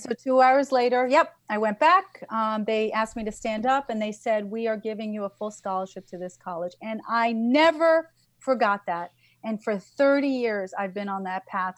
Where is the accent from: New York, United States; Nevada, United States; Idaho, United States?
New York, United States; I'm a New Yorker.